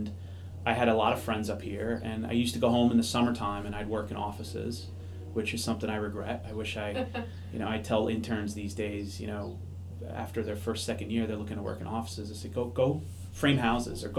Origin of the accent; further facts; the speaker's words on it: Maryland, United States; also born or lived in Long Island, New York; now in Boston, United States; my family moved to the Washington, D.C. area. So I grew up in Maryland